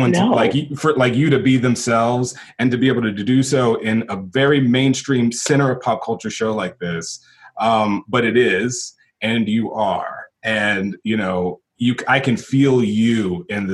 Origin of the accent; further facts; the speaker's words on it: Texas, United States; moved away; I was from Texas